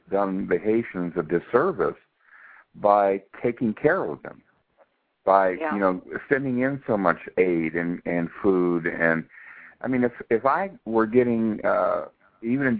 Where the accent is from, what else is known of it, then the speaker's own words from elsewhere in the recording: United States; I'm an American